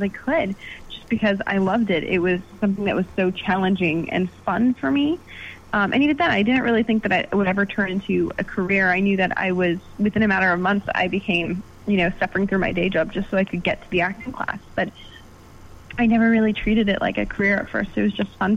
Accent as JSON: {"language": "English", "country": "Canada", "said": "I am Canadian."}